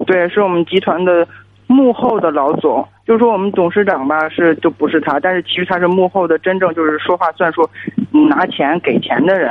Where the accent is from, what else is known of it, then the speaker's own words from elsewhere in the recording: Hebei, China; 我是河北的